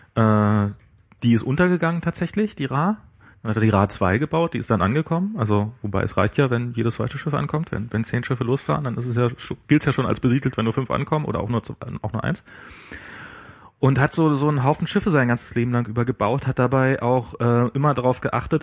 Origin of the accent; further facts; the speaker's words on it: East Germany, Germany; Ich als Ossi